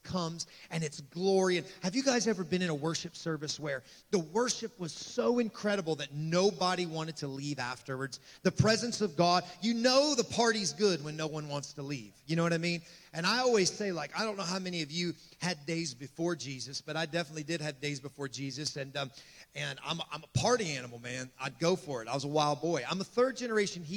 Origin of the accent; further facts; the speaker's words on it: Appalachia, United States; now in New Orleans, United States; I come from Appalachia